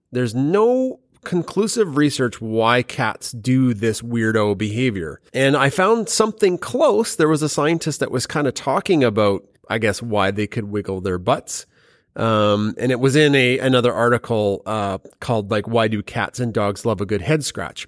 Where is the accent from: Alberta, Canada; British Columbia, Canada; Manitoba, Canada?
Alberta, Canada; we're from Alberta